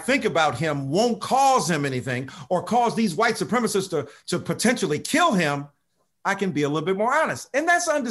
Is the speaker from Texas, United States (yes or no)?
no; Detroit, Michigan, United States; I'm from Detroit, so I'm a hustler, baby.